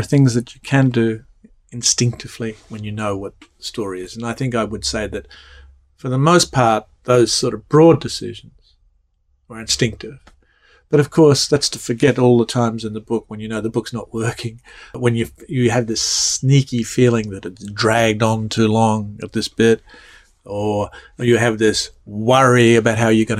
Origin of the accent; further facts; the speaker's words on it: Australia; moved away as an adult; now in United States; growing up in Australia